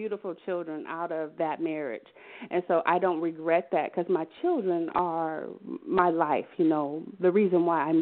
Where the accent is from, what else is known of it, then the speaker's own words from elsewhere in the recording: Wichita, Kansas, United States; now in Atlanta, United States; I'm from Wichita, Kansas